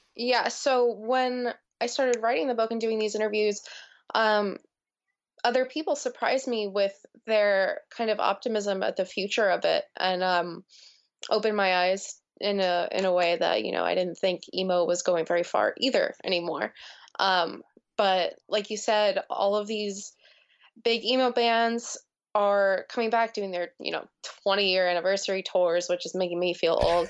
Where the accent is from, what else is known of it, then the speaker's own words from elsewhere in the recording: New Jersey, United States; growing up in New Jersey